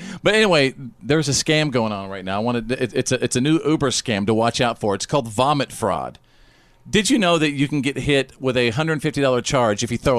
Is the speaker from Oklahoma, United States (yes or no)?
no; Bowie, Texas, United States; I grew up in Bowie, Texas.